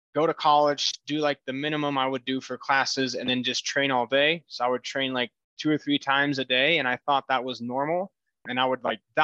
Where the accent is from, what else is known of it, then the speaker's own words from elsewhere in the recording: Brazil; moved away as an adult; now in Denver, United States; I was born and raised in Brazil, moved here recently.